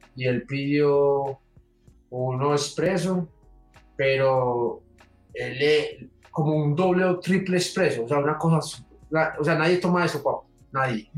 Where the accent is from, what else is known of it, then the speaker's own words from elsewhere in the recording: Medellín, Antioquia, Colombia; de la ciudad de Medellín.